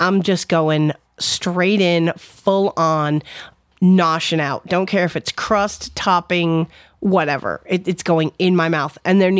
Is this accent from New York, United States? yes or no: no; Connecticut, United States; moved away; my home state of Connecticut